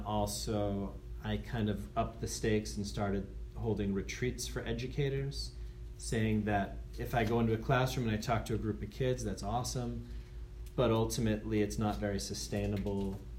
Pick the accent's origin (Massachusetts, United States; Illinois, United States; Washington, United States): Massachusetts, United States; Andover; I'm from Andover, Mass.